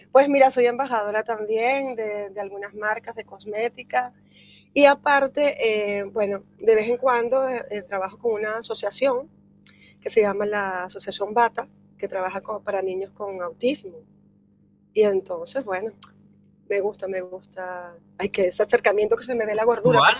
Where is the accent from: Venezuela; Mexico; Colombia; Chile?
Venezuela; now in Spain; Soy de Venezuela, pero tengo ya 16 años, voy para 17 aquí en Galicia.